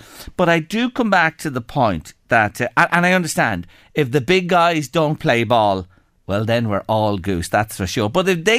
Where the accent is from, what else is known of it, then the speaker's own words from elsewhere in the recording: Ireland; as an Irish person who's lived in this country all his life